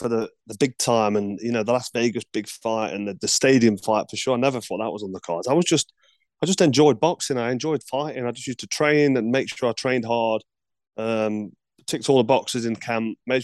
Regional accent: Nottingham, East Midlands, United Kingdom; Nottingham, my hometown

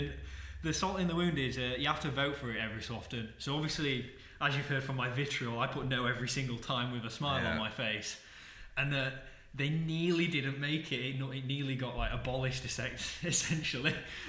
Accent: Wigan, North West England, United Kingdom; accent: Wigan; You can't tell from my voice, but I was born and bred in Wigan.

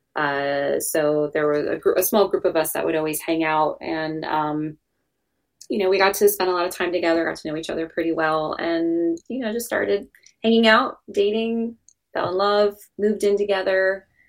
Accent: New Jersey, United States; born and raised in New Jersey

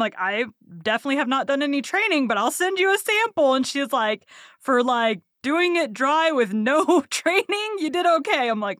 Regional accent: Texas, United States; Yeah, I born and raised in Texas, don't have a Texas twang. I'll say y'all.

